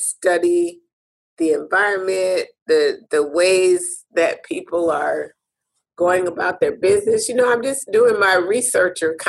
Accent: United States; I'm coming from America

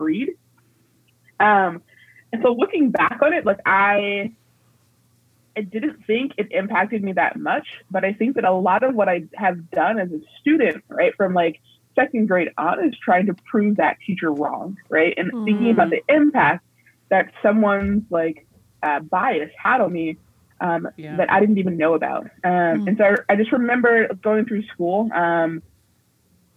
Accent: Alexandria, Virginia, United States; I was raised in Alexandria, Virginia, which is, like, right outside of D.C.

